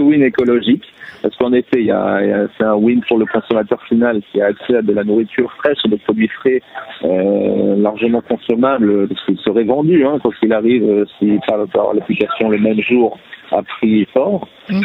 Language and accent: French; Paris, Île-de-France, France; moved away as an adult; also born or lived in Jerusalem, Israel; now in Israel; j'ai grandi à Paris